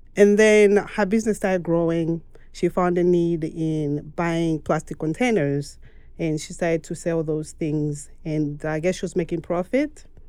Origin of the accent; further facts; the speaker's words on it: Mongu, Western Province, Zambia; moved away as an adult; now in United States; I am from Zambia, and I was born in the western part of Zambia, which is in Mongo